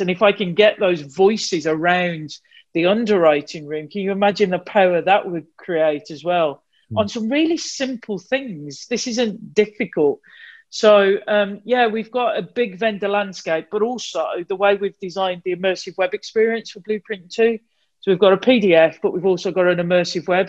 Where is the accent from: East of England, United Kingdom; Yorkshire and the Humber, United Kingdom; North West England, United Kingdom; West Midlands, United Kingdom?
West Midlands, United Kingdom; Wolverhampton; accent: Wolverhampton; my Wolverhampton accent